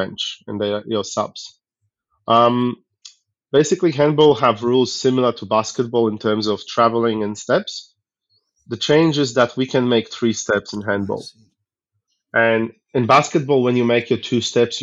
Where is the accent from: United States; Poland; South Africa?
Poland; now in Australia; originally I come from Poland